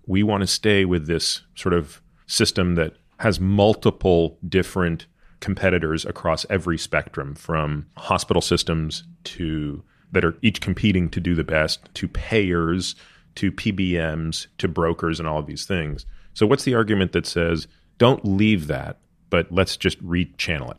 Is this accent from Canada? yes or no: yes; Canada; now in United States; I grew up in Canada